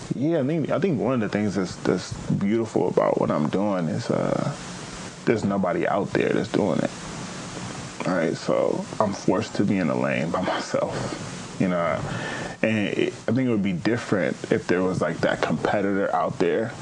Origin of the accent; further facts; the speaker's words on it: Pasadena, California, United States; I'm actually from Pasadena, California